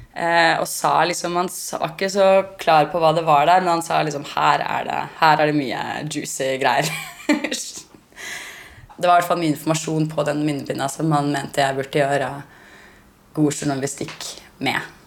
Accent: Norway; Vi begynte å snakke norsk til dem

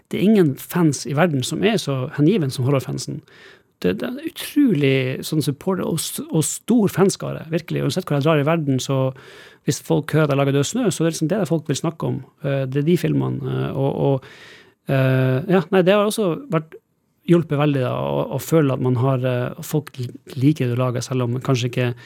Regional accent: Northern Norway, Norway; Kanskje det at jeg kommer fra Nord-Norge, jeg vet ikke

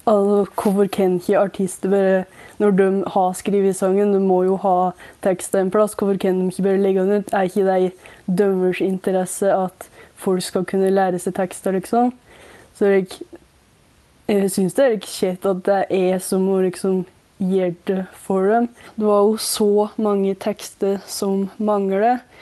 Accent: Hedalen, Innlandet, Norway; Jeg kommer fra Hedalen i Nord-Gudbrandsdalen

